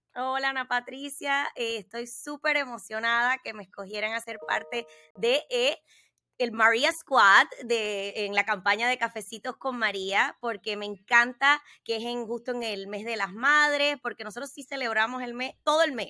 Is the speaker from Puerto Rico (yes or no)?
yes; Puerto Rico; now in United States; crecí en Puerto Rico y me sentía igual cubana que puertorriqueña